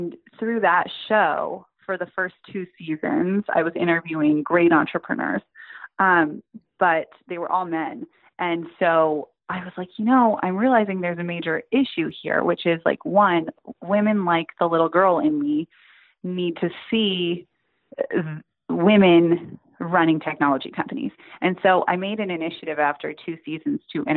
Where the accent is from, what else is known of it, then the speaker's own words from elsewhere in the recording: Silicon Valley, Northern California, United States; I grew up in Northern California, in kind of the heart of Silicon Valley